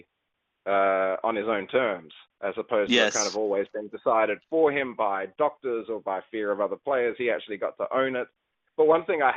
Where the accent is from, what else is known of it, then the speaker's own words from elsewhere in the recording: Australia; here in Australia